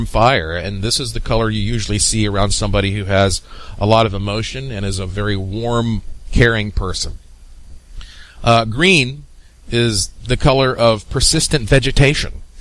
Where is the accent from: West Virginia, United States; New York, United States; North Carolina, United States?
North Carolina, United States; Asheville; the mountains of Asheville, North Carolina. That's my hometown